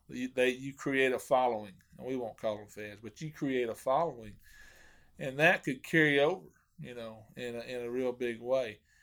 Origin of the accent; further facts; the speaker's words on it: Hot Springs, Arkansas, United States; now in Mount Ida, United States; I grew up in Hot Springs and, and fished Hamilton a lot.